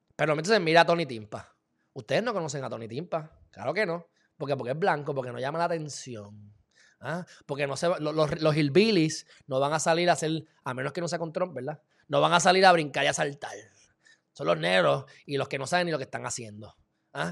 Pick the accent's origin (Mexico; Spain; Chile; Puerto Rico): Puerto Rico; Loíza; yo me crié en Loiza